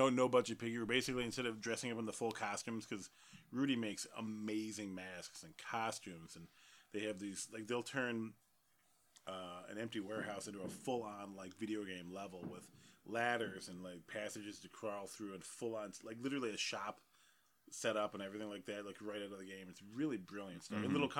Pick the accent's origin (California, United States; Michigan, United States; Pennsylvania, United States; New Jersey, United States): Michigan, United States; Detroit; if you're hearing lots of bangs outside, it's not just because we're from Detroit.